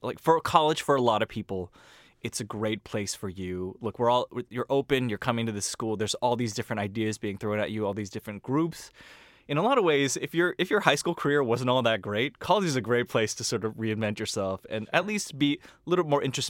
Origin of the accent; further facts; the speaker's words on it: California, United States; You know, I grew up in Silicon Valley, and I grew up amongst a lot of Asians, like a pan-Asian sort of group.